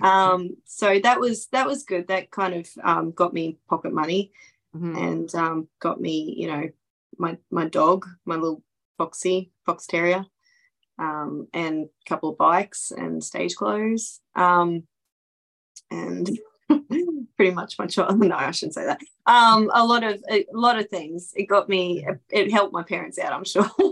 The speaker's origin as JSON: {"language": "English", "town": "Townsville", "region": "Queensland", "country": "Australia", "tie": "born or raised there", "said": "my hometown"}